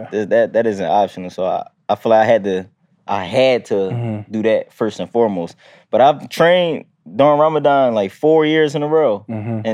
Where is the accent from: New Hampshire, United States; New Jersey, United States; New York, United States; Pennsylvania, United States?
Pennsylvania, United States; Philadelphia; Growing up in Philly, you know, got every hood has its ups and downs.